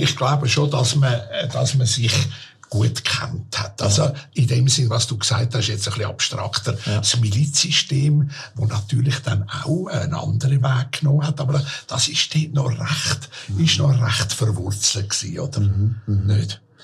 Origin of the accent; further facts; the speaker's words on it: Zürich, Switzerland; Ich bin in Hottingen aufgewachsen, ein gutes Quartier dort gewesen.